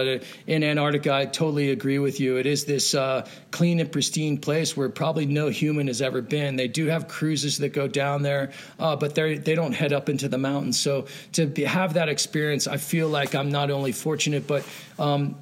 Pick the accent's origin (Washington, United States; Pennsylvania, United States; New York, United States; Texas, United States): Pennsylvania, United States; moved away as an adult; I grew up skiing in Pennsylvania and ski Round Top on the East Coast, and I moved out west after college